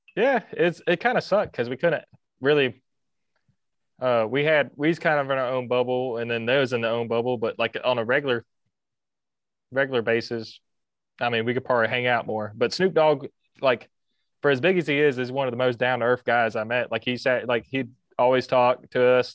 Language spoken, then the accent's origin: English; Carrollton, Georgia, United States; accent: southern; also born or lived in Costa Rica / Kennesaw, Georgia; lived in Kennesaw before we moved to Carrollton